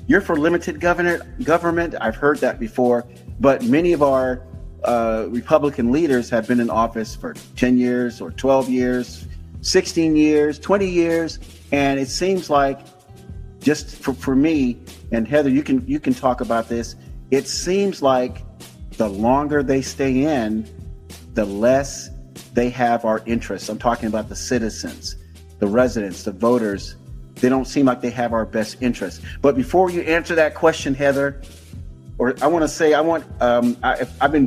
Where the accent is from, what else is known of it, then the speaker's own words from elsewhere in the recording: Tampa, Florida, United States; moved away; I am a native of Hillsborough County, born and raised in Tampa